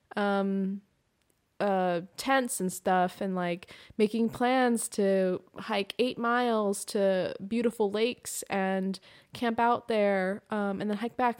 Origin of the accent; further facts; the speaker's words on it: Pacific Northwest, United States; I grew up in the Pacific Northwest